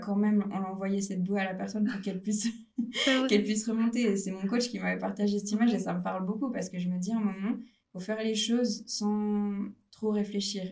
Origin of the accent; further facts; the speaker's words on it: Lausanne region, Vaud, Switzerland; Je viens de la région de Lausanne